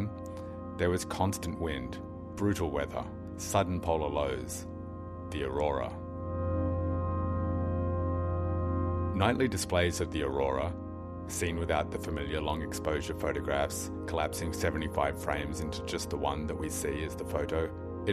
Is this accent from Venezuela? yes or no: no; Australia; moved away as an adult; also born or lived in west of Ireland; now in Ireland; When I was about 8, growing up in Australia in the early 80s